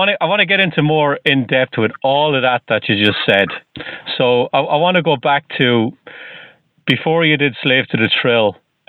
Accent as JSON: {"language": "English", "country": "Ireland", "accent": "Irish", "moved": "yes", "lives_now": "Boston, United States", "said": "And I'm originally from Ireland."}